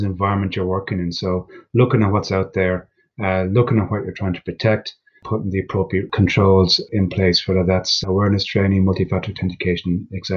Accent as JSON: {"language": "English", "country": "Ireland", "said": "being Irish"}